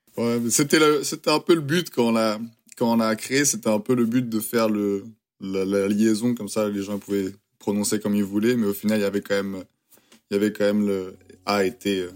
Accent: France; accent: French; now in United States; mon accent est toujours très très français

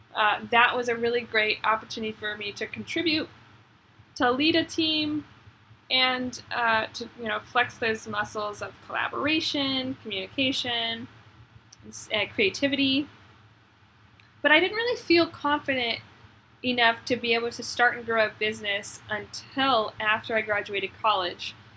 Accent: Arkansas, United States; I grew up in Arkansas

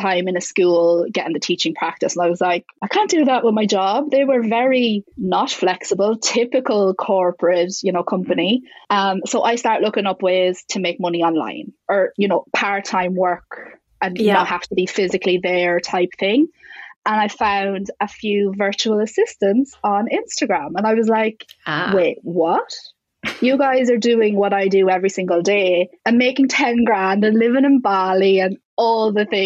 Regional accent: Ireland; I'm Irish

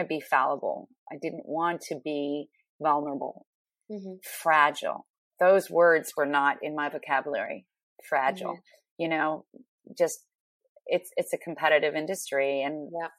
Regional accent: Ottawa, Ontario, Canada; moved away as an adult; also born or lived in Toronto / New York City; I'm from Ottawa, Canada

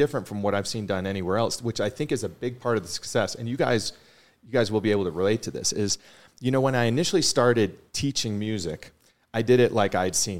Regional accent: Boston, Massachusetts, United States; moved away; growing up in Boston

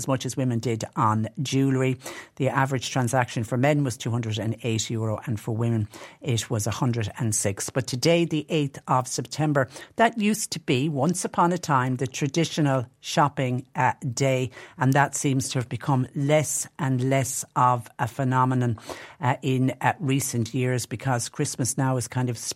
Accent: Tipperary, Munster, Ireland; growing up in Tipperary

